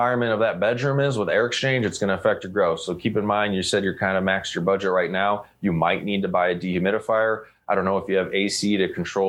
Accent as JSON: {"language": "English", "region": "Colorado", "country": "United States", "tie": "born or raised there", "said": "with dreams of eventually working for or owning my own genetics company one day in my home state of Colorado."}